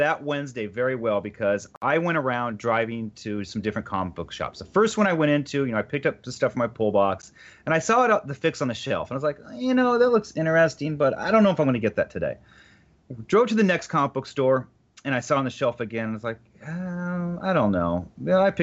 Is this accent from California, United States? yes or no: yes; the Valley, California, United States; a Californian person myself from the Valley